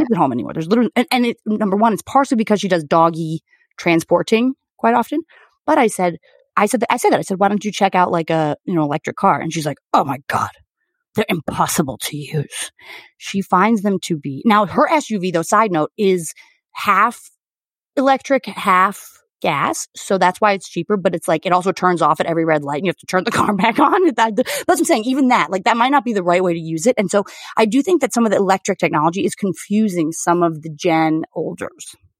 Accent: United States; as an American

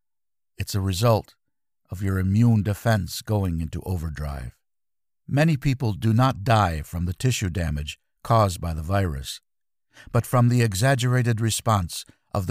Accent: Belgium; I'm from Kierbergen, Belgium, an asparagus-growing community.

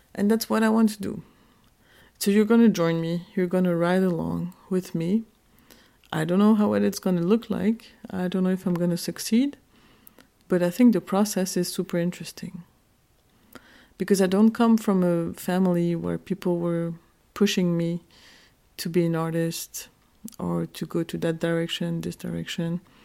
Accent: Geneva, Switzerland; moved away as an adult; now in Berlin, Germany; I'm Kurdish. I was born in Geneva, Switzerland in nineteen eighty-four. And I moved to Berlin when I was twenty-five

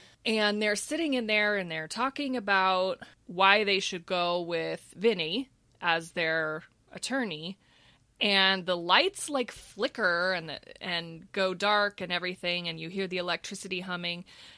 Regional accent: Texas, United States; I'm from Texas, so we don't eat grits.

